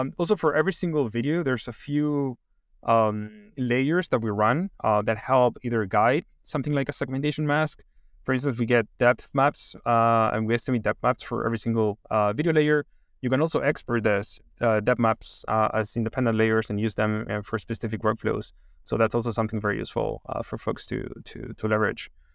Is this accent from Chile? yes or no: yes; Chile; moved away; I'm originally from Chile, and, um, I studied, like, econ in, in Chile